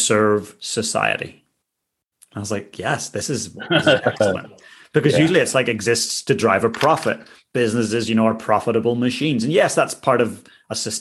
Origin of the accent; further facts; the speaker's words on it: Northern Ireland, United Kingdom; growing up in Northern Ireland, a lot of friends wore Carhartt